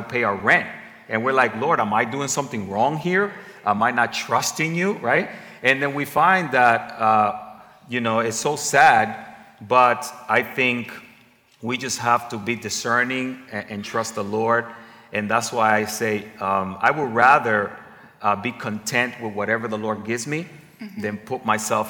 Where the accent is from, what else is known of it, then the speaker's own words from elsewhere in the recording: Dominican Republic; I'm from the Dominican Republic, the Spanish community